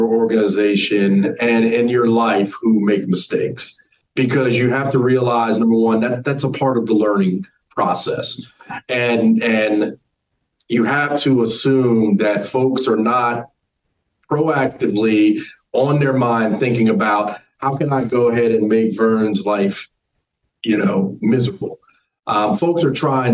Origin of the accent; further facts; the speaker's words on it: New Jersey, United States; moved away as an adult; also born or lived in North Carolina; I grew up in New Jersey